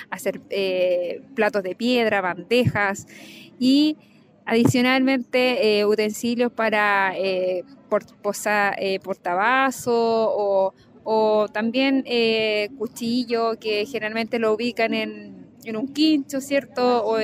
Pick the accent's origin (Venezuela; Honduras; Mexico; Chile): Chile; San Javier, Maule; Mira, soy vengo de la comuna de San Javier de Loncomilla